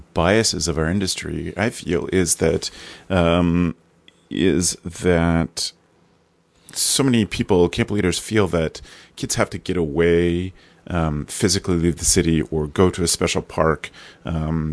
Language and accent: English; Canada; being Canadian